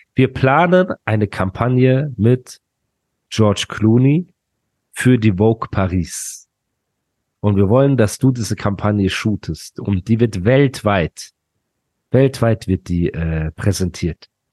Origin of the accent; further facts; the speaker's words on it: Dubai, United Arab Emirates; ich komme ja aus Dubai